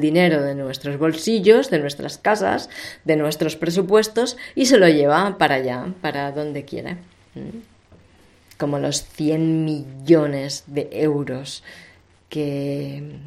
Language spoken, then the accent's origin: Spanish; Barcelona, Catalonia, Spain; soy de Barcelona